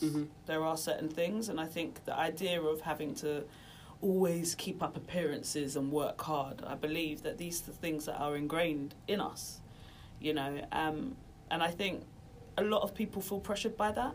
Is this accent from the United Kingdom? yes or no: yes; Norfolk, East of England, United Kingdom; we didn't grow up in London, we grew up in Norfolk